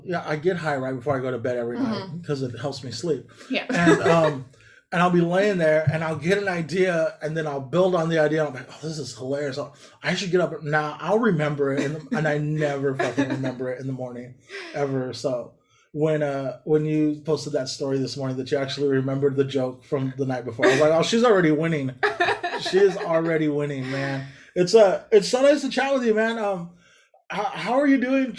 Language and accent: English; Lamont, California, United States; So, like I grew up in a town, like I grew up in Lamont.